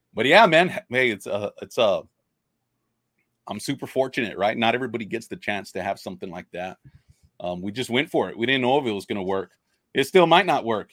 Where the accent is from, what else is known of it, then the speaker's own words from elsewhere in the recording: Robstown, Texas, United States; I grew up fishing. I'm from Robstown, Robstown, Texas.